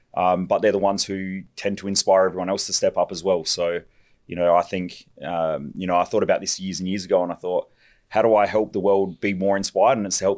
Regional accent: Parafield Gardens, South Australia, Australia; born there; I was born in South Australia.

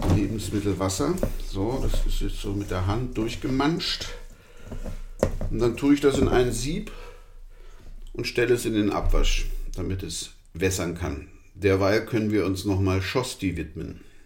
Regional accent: Vienna, Austria; wie man bei uns in Wien sagt

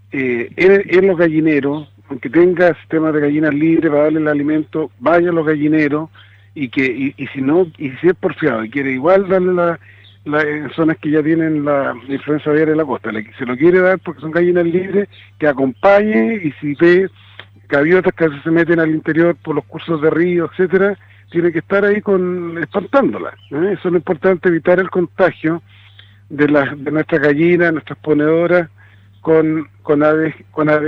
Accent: Rancagua, O'Higgins, Chile; yo, soy de Rancagua y, soy de la región de O'Higgins

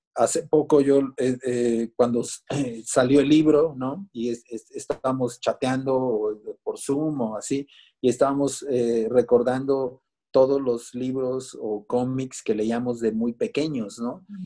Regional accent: Mexico City, Mexico; born or raised there; also born or lived in Minatitlán, Veracruz

